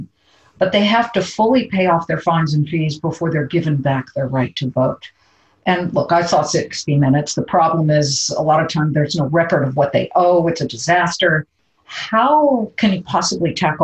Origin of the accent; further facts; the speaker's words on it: California, United States; moved away; my home state, my amazing home state